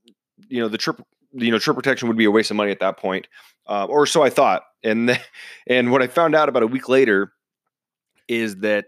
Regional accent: Seattle, Washington, United States; I'm originally from Seattle, big Seahawks fan.

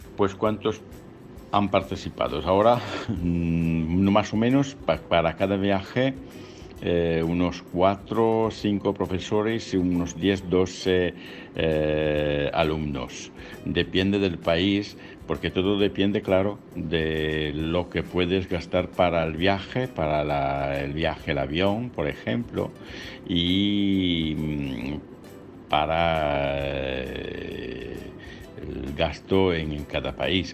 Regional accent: Italy; Spanish is a second language; soy italiano

